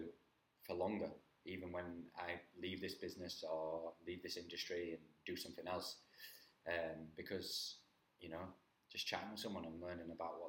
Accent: Halifax, Yorkshire and the Humber, United Kingdom; moved away as an adult; also born or lived in Spain / Gibraltar / Australia / Wales; I'm born and bred in Halifax.

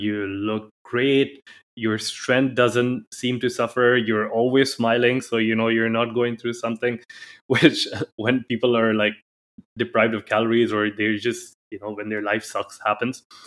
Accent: India; now in Dubai, United Arab Emirates

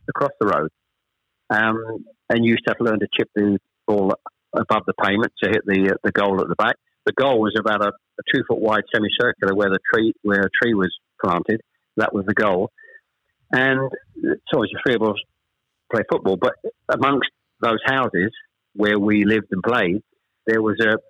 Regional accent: Chelmsford, East of England, United Kingdom; born or raised there; also born or lived in Ashton-under-Lyne / Manchester

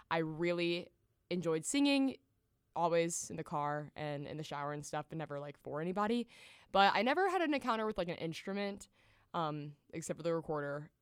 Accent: Nashville, Tennessee, United States; growing up in Nashville, we went to the Country Music Hall of Fame for a field trip

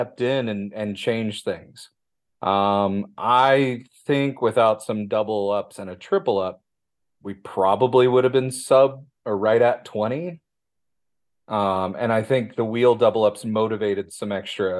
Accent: Midwest, United States; me being a Midwesterner

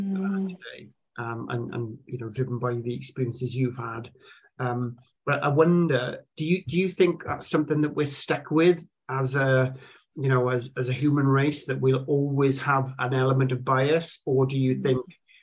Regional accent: South Wales Valleys, United Kingdom; I grew up in the South Wales Valleys, very kind of, very much a white upbringing

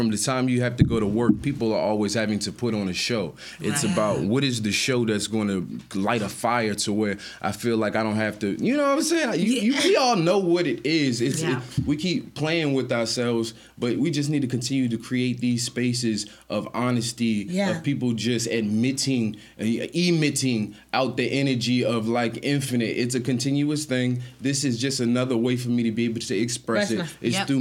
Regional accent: Baltimore, Maryland, United States; also born or lived in Washington, D.C.; I'm from Baltimore, Maryland, by way of Washington, D.C.

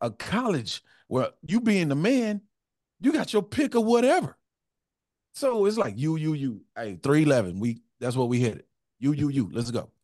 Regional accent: Houston, Texas, United States; I grew up in Fifth Ward.

